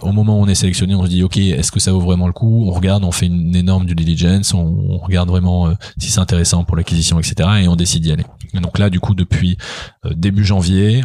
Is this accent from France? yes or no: yes; France; en tant que Français